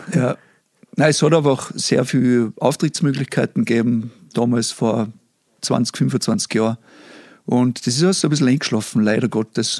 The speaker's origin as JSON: {"language": "German", "area": "Pinzgau", "region": "Salzburg", "country": "Austria", "accent": "Pinzgau dialect", "said": "Ich hoffe, die Leute verstehen meinen Dialekt, obwohl ich jetzt nicht einmal so extrem pinzgarisch rede"}